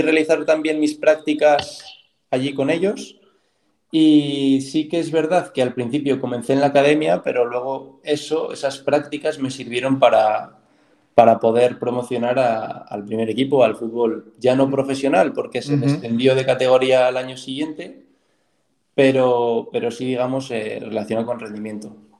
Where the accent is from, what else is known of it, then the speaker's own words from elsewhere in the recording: Soria, Castile and León, Spain; de donde yo soy, sí que es Soria, pero es más concretamente es un pueblo muy pequeño de Soria